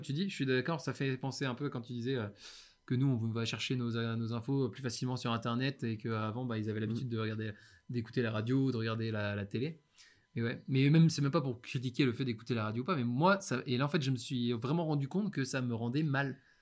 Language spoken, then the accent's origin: French; Brest, Brittany, France; moved away; also born or lived in China; je rentre chez moi, à Brest, chez ma mère